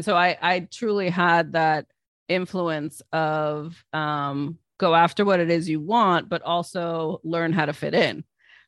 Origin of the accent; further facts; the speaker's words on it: East Coast, United States; So I was raised here on the East Coast mainly